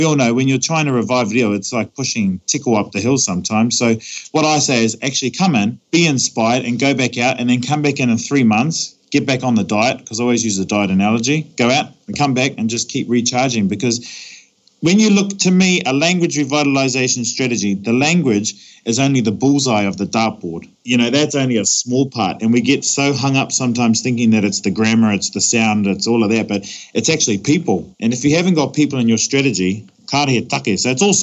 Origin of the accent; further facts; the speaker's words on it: Australia; now in New Zealand; being born and raised in Australia, and then I come back to my kahungunu people